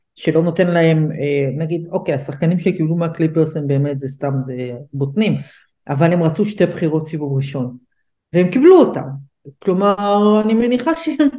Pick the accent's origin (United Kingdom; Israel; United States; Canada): United States; כמו שאומרים אצלנו באמריקה